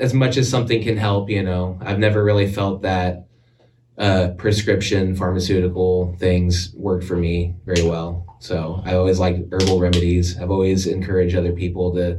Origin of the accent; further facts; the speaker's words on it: Alaska, United States; also born or lived in Texas; now in Washington, United States; I'm from Alaska originally, born and raised